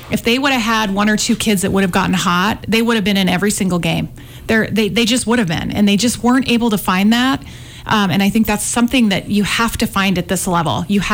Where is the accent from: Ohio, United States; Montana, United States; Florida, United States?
Montana, United States; Great Falls; So I'm from Christmas down the road, Great Falls. Really proud of those Montana roots.